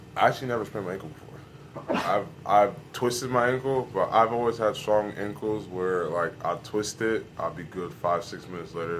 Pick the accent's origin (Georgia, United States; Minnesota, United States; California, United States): Georgia, United States; Atlanta; also born or lived in New Jersey; I'm from Atlanta, but I was born in New Jersey